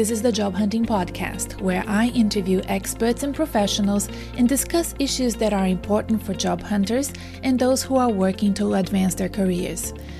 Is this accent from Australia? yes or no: yes; Melbourne, Victoria, Australia; also born or lived in Brazil; I am an Australian Brazilian living in Melbourne, Australia.